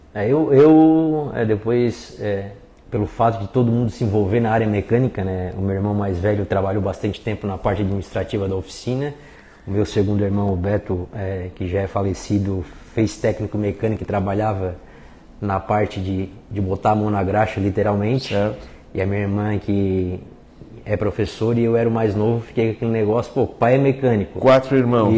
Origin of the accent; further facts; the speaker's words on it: Lauro Müller, Santa Catarina, Brazil; also born or lived in Criciúma; eu digo que sou natural de Lauro Miller, mas o nascimento foi em Criciúma